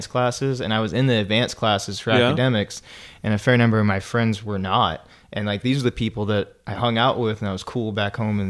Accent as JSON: {"language": "English", "region": "Northern Virginia", "country": "United States", "tie": "born or raised there", "said": "growing up in the Northern Virginia"}